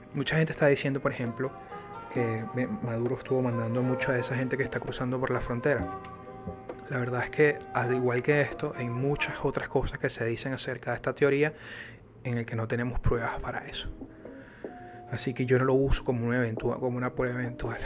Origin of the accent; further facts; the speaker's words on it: Venezuela; now in United States; como lo somos los venezolanos